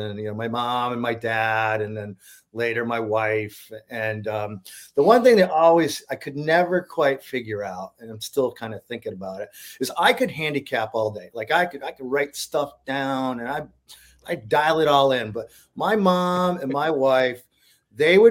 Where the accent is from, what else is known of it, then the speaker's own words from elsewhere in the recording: Berlin, New York, United States; moved away; I grew up in Berlin, in Rensselaer County. It's a lumber mill town.